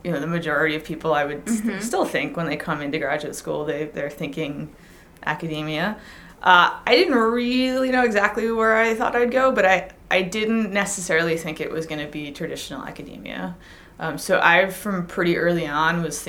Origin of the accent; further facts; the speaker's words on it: Long Island, New York, United States; I grew up on Long Island